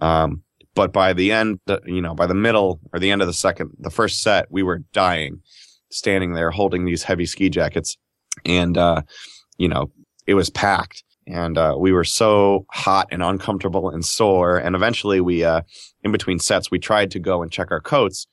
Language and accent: English; Connecticut, United States; we're from Connecticut